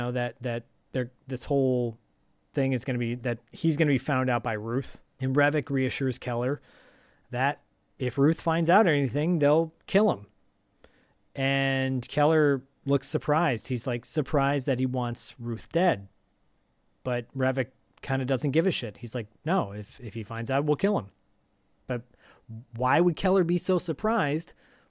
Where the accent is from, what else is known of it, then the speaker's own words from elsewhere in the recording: Canada; But I'm Canadian and you're Canadian and you're supposed to be nice.